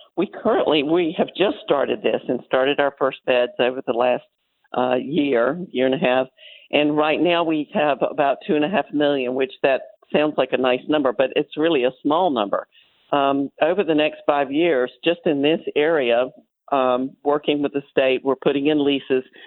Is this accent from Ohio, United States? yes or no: no; Florida, United States; I grew up in Florida when the waters were just really clear everywhere